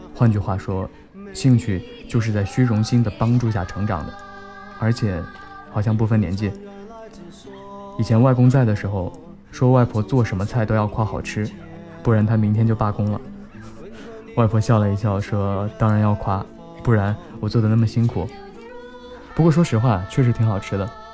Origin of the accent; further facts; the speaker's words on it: Fujian, China; 身为福建人